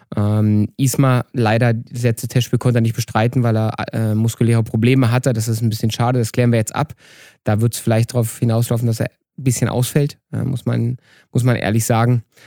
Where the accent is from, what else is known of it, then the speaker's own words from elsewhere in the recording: Eberswalde, Brandenburg, Germany; now in Vienna, Austria; Eberswalde, irgendwo um nirgendwo. Damals gab es keine Talentzentren zentriert und da, wo ich aufgewachsen bin, gab es gar nichts